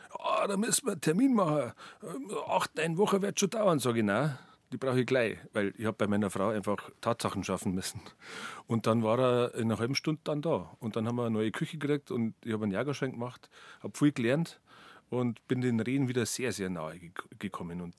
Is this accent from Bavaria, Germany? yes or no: yes; Kulbing, Bavaria, Germany; Rehe haben mich auch schon immer begeistert und zwar in meiner Kindheit im Berchtesgadener Land. Ich bin da in Kulbing bei Leobendorf bei Laufen aufgewachsen